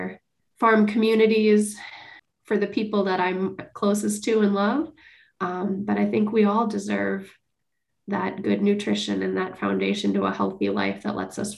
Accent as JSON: {"language": "English", "town": "Bloomington", "region": "Minnesota", "country": "United States", "tie": "born or raised there", "said": "I grew up in Bloomington"}